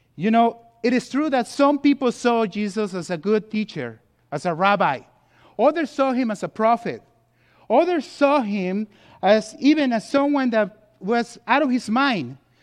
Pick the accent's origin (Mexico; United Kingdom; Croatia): Mexico; Mexico City; also born or lived in California; now in United States; I was born and race in Mexico City